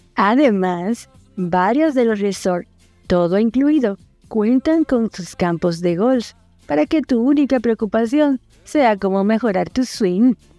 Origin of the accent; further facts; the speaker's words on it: Dominican Republic; now in Argentina; una dominicana en Argentina.